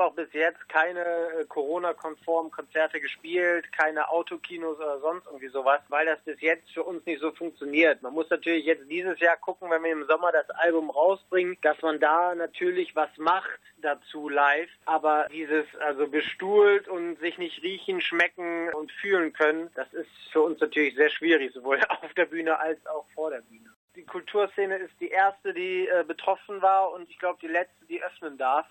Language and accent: German; Rhineland, Germany; Wir sind Rheinländer